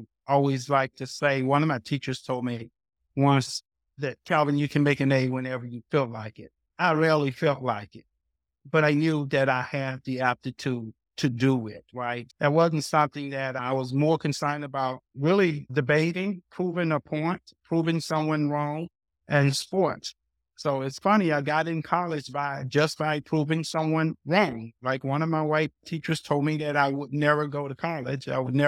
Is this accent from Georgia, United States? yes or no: yes; Athens, Georgia, United States; I moved back down south. So I grew up right outside of Athens, Georgia.